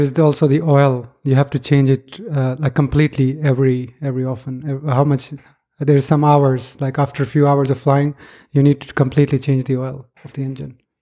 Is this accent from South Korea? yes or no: no; Pakistan; moved away; I was growing up in Pakistan